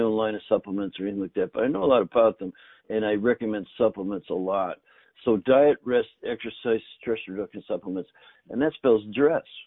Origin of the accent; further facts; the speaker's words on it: Northern Canada, Canada; I grew up in Canada in the north, and both my grandfathers grew their own food.